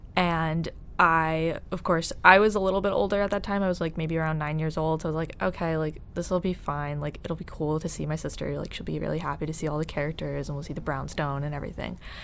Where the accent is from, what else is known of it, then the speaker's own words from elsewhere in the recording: Ireland; I'm Irish